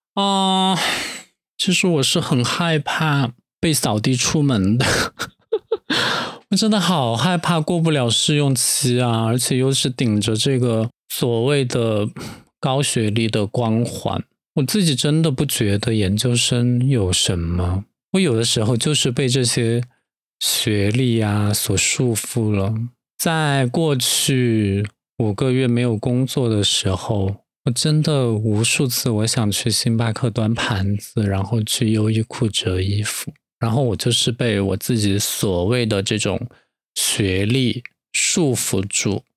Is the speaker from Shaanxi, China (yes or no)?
no; Dujiangyan, Sichuan, China; now in Chengdu, China; 都江堰就是在成都 附近的一个卫星城市，我出生的地方也是我长大的地方